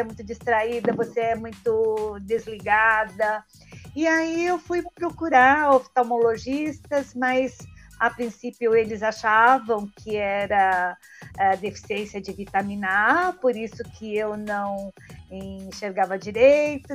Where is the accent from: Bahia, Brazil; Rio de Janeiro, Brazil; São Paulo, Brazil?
São Paulo, Brazil; sou de São Paulo